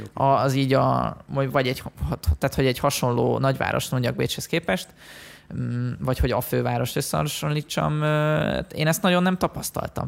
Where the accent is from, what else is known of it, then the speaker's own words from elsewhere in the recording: Western Hungary, Hungary; also born or lived in Budapest; now in Vienna, Austria; mi ketten, ugye Nyugat-Magyarországról jövünk